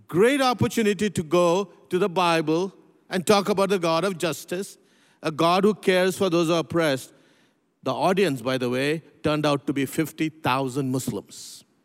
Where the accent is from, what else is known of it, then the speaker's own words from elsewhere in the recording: Pune, Maharashtra, India; also born or lived in North India; I grew up in India. I was, uh, uh, born in, uh, uh, in a city called Pune, very close to what used to be known as Bombay, Mumbai.